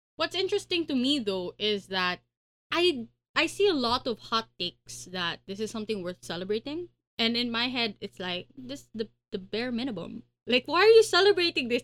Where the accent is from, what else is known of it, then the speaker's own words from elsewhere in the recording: Pasig, Metro Manila, Philippines; I'm from Pasig